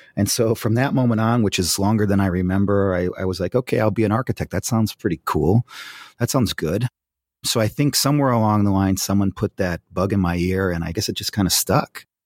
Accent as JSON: {"language": "English", "town": "Fairport", "region": "New York", "country": "United States", "tie": "born or raised there", "moved": "yes", "lives_now": "Pasadena, United States", "said": "I grew up in a small town called Fairport. It's outside of Rochester, New York"}